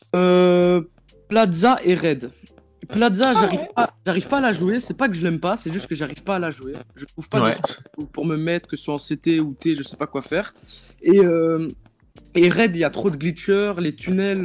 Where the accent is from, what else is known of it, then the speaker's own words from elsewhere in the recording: Belgium; j'ai 15 ans et je viens de Belgique